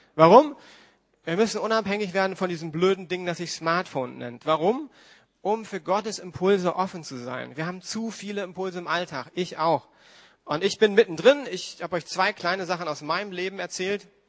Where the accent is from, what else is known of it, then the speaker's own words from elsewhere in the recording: Berlin, Germany; als Berliner